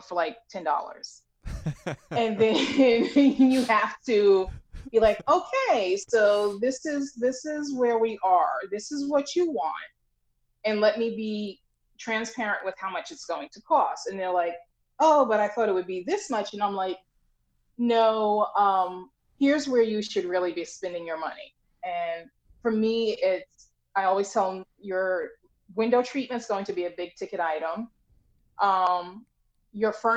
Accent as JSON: {"language": "English", "area": "Long Island", "region": "New York", "country": "United States", "moved": "yes", "lives_now": "New Jersey, United States", "said": "I'm in New Jersey and I'm initially from Long Island"}